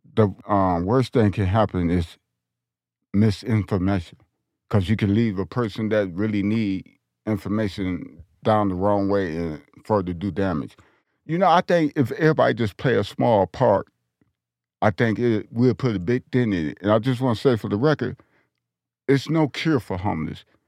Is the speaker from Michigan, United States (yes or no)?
yes; Detroit, Michigan, United States; now in Denver, United States; I'm from Detroit, Michigan